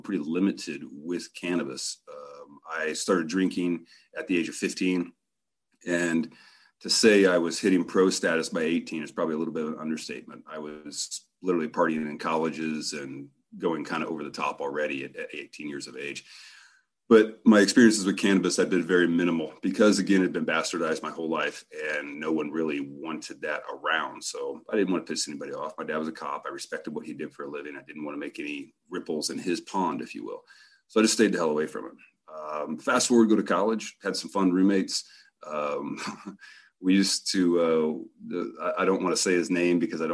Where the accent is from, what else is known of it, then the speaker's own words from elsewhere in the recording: Central Indiana, United States; moved away; also born or lived in Rifle, Colorado; We grew up in Central Indiana, extremely poor